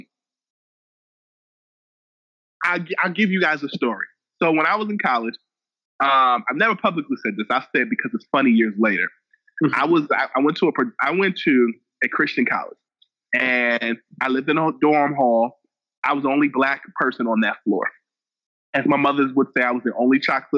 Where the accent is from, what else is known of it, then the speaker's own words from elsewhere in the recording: United States; As an American